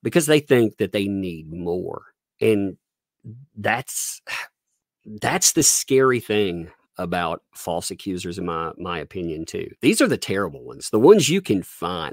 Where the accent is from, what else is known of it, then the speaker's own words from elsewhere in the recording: southern USA, United States; accent: southern; I live in small town, southern USA